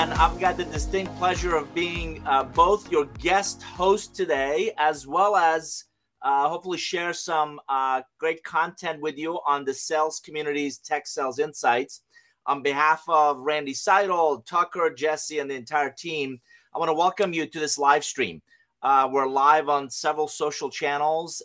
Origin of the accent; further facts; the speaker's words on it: Iran; English is a second language; also born or lived in United States; now in Atlanta, United States; I'm originally from Iran. Uh, I came to the U S in nineteen eighty-one with a suitcase, a hundred bucks, didn't know anybody, didn't speak a word of English.